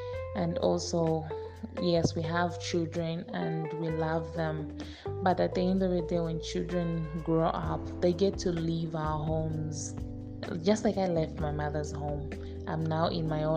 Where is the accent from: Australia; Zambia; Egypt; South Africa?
Zambia; from Zambia